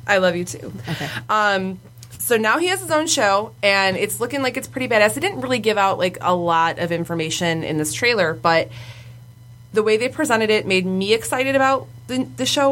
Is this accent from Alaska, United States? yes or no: no; Wyandotte, Michigan, United States; we're from downriver, so like uh, we're from Wyandotte